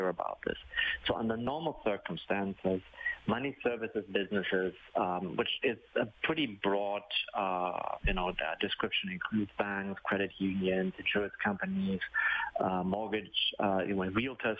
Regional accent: Ontario, Canada; I'm from Ontario

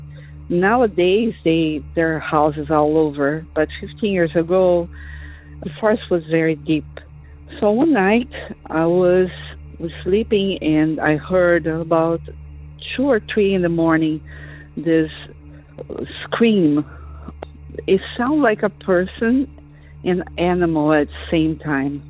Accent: Brazil; moved away as an adult; now in Florida, United States; I'm calling from Florida. I am originally from Brazil, and I have been living here for over 30 years

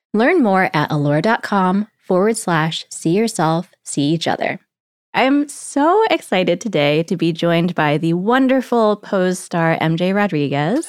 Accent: Connecticut, United States; I grew up mostly in Connecticut in a town that was completely not diverse.

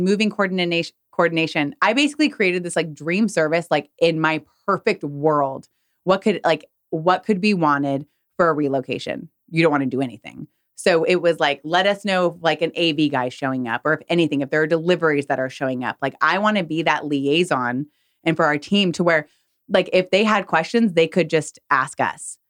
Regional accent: California, United States; moved away as an adult; now in Texas, United States; I'm from California

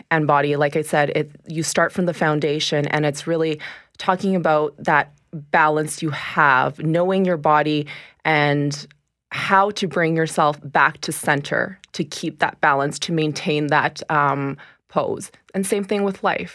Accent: Winnipeg, Manitoba, Canada; also born or lived in Toronto; I was born in Toronto, raised in Winnipeg.

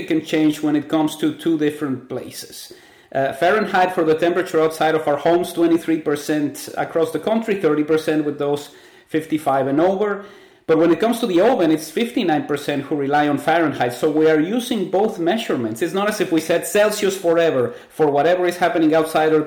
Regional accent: Mexico; now in Canada; I grew up in Mexico and everything was metric

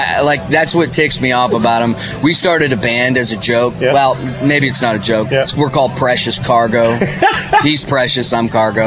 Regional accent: Canada; moved away as an adult; now in Nashville, United States; I'm Canadian.

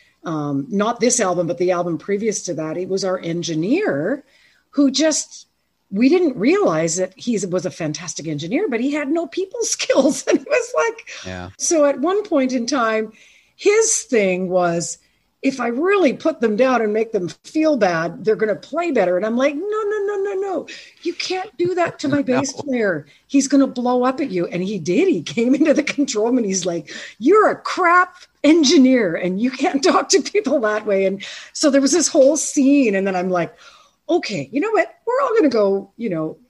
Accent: Ontario, Canada; I was from Ontario

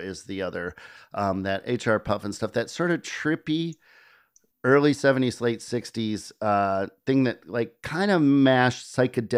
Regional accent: Midwest, United States; moved away as an adult; now in New York, United States; growing up in the Midwest

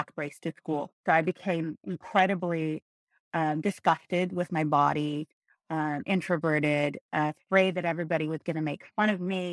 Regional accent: Montebello, California, United States; I grew up in Montebello, which is the southeast area

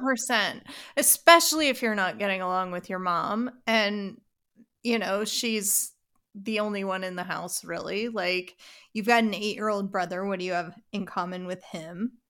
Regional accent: Canada; so we're Canadian. My parents, I was I guess we were Anglican in Canada, but I went to an Episcopal school for twelve years.

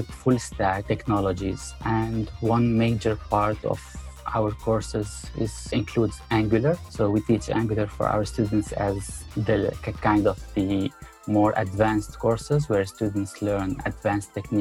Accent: Syria; moved away as an adult; also born or lived in Abu Dhabi, United Arab Emirates; now in United States; I came from the Middle East, and more specifically from Syria.

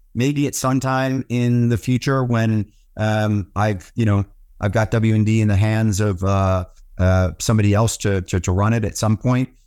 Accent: Washington, District of Columbia, United States; I grew up in Washington, D C.

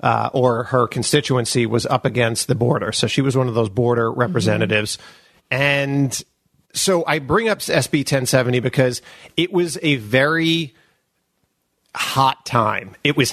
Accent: Long Island, New York, United States; accent: New York; I'm from Long Island.

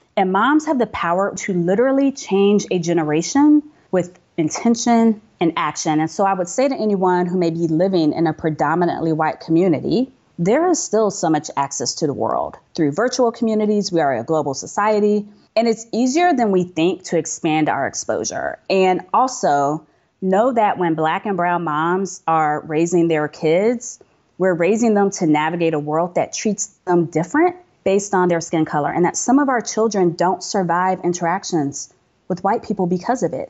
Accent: United States; I'm American

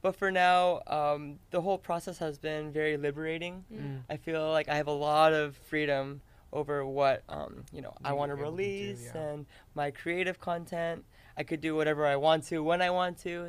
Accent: United States; we're Korean American, and that's where we grew up

